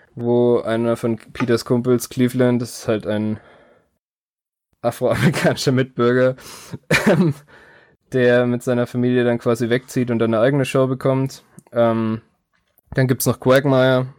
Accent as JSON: {"language": "German", "country": "Germany", "said": "als Deutscher"}